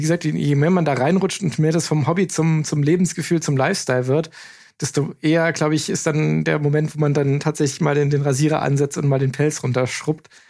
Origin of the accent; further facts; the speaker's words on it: Eifel, Germany; ist ja bei uns in der Eifel in der Nachbarschaft